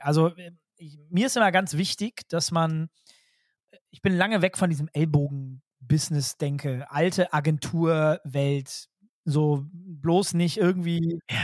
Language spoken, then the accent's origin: German; North Rhine-Westphalia, Germany; ich komme selbst aus NRW